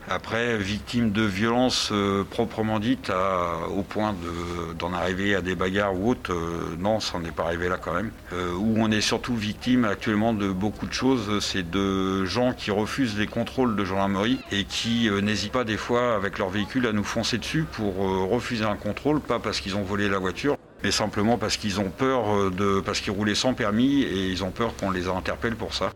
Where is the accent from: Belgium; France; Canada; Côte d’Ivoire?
France; Normandy; moved away as an adult; je suis revenu en Normandie étant normand